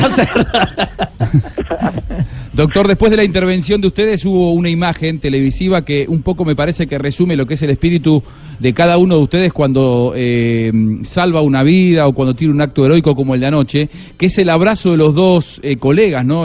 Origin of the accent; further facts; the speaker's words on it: Colombia; estamos eh, muy orgullosos como colombianos